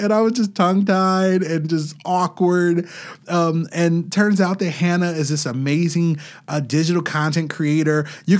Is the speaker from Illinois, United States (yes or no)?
yes; Chicago, Illinois, United States; Now, I come from Chicago. We're Chicagoans.